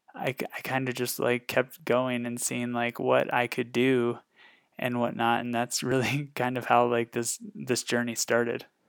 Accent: Northwest Iowa, United States; moved away as an adult; now in Fort Collins, United States; I was born and raised in Northwest Iowa, uh, lived there a majority of my life

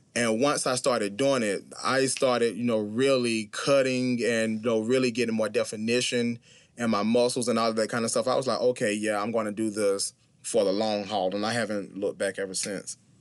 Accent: Clinton, South Carolina, United States; I am from Clinton, South Carolina. It is a very small city in South Carolina.

